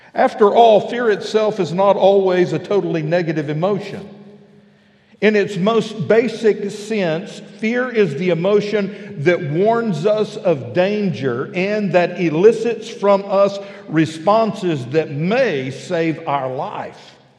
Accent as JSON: {"language": "English", "region": "West Texas", "country": "United States", "tie": "born or raised there", "moved": "yes", "lives_now": "Fort Smith, United States", "said": "I'm a flatlander. I grew up out in West Texas where roads are flat and straight"}